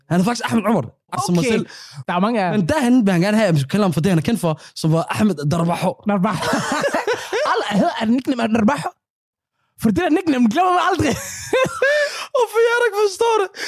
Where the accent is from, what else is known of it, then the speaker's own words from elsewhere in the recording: Somalia; Så den første somalier nogensinde. Og jeg er den bedste somalier til det, at gå ud fra.